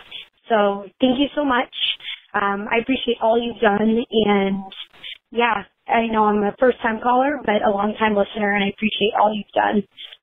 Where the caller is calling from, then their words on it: Boston, Massachusetts, United States; I am from Boston, Massachusetts.